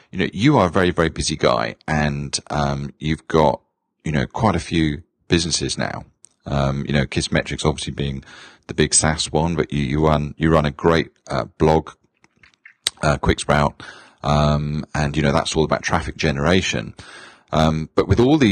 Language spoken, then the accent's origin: English; United Kingdom; moved away; we're both born in the UK. I haven't lost my accent though yet